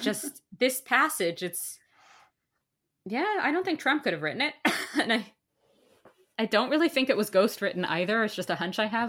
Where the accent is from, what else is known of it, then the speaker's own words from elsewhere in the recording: New York, United States; now in Canada; as a New Yorker